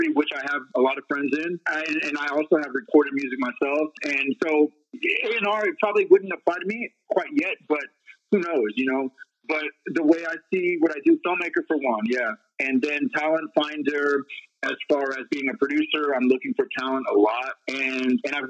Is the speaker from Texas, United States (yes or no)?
yes; Houston, Texas, United States; where I was born in Houston